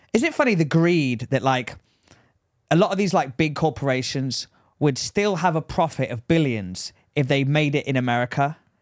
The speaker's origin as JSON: {"language": "English", "region": "England", "country": "United Kingdom", "accent": "English"}